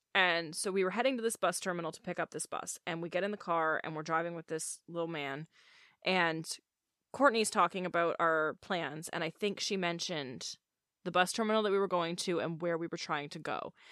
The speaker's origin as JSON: {"language": "English", "country": "Canada", "said": "I'm Canadian"}